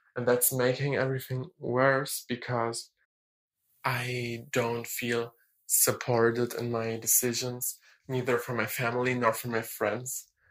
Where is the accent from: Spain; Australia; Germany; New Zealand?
Germany; English is a second language; I'm 19 and I'm from Germany. I really, really hope that my accent is not that bad